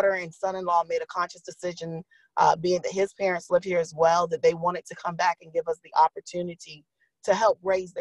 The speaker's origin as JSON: {"language": "English", "town": "Fayetteville", "region": "North Carolina", "country": "United States", "tie": "born or raised there", "said": "I grew up through the Cumberland County school system, going to Montclair, Chester, 71st, and then Fayetteville State"}